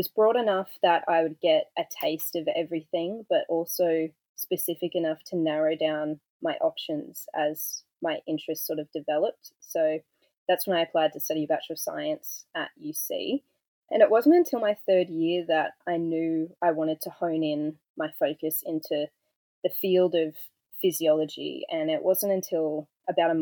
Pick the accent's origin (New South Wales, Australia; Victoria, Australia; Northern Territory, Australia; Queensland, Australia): New South Wales, Australia; Goulburn; also born or lived in Sydney; I grew up in Goulburn in New South Wales, which is a small town about an hour away from Canberra